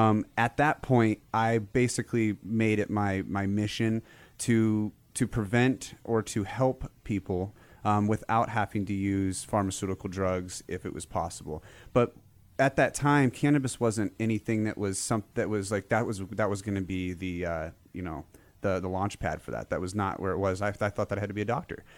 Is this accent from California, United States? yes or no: yes; California, United States; I was born in California